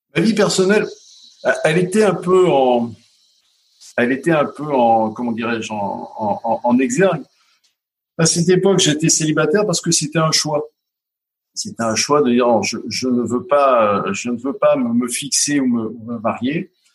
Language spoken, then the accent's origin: French; Grenoble, Auvergne-Rhône-Alpes, France; je suis né à, à Grenoble, il y a, il y 58 ans